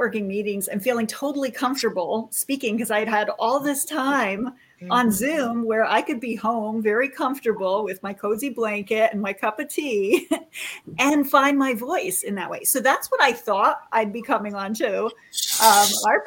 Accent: Hartford, Connecticut, United States; I was born in Hartford and walked around on the streets of Hartford talking to all of our neighbors

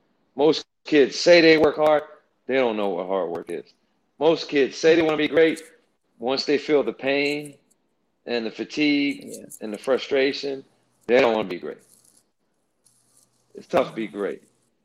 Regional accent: Hampton Roads, Virginia, United States; now in Florida, United States; I live in Florida now, but my roots are in Hampton Roads, Virginia.

